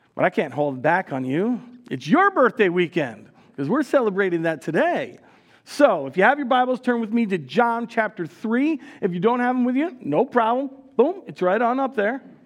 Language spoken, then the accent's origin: English; United States; now in Le Sueur, Minnesota, United States; My wife Heidi and I grew up in New York New Jersey.